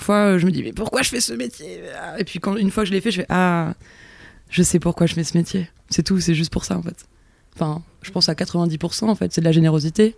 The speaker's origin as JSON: {"language": "French", "region": "Auvergne-Rhône-Alpes", "country": "France", "tie": "born or raised there", "also_born_or_lived": "Yvelines", "moved": "yes", "said": "Je suis née dans les Yvelines, ah. mais j'ai grandi en Auvergne"}